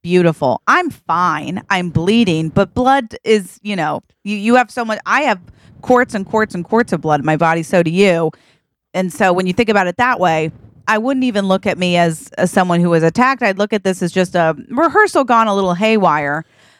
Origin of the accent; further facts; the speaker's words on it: Boring, Oregon, United States; Cause I grew up in Boring, Oregon.